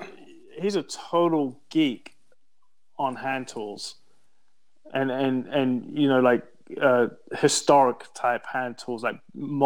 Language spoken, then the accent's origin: English; Texas, United States; I tell people I'm from East Texas, they're always frozen, man.